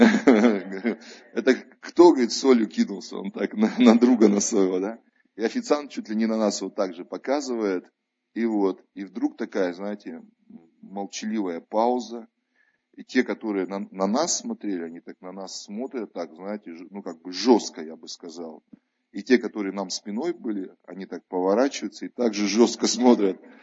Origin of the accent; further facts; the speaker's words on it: Tver Oblast, Russia; moved away; они там у меня на родине, в Тверской области живут